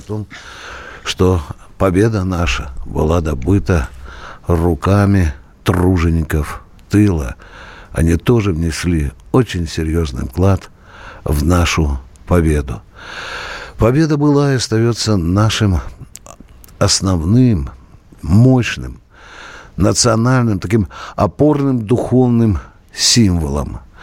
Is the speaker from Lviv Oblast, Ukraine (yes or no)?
no; Kharkiv Oblast, Ukraine; moved away as an adult; now in Russia; Харьковская область, она такая миролюбивая. Там никогда не процветала бандеровщина. Я сам там рос до 18 лет.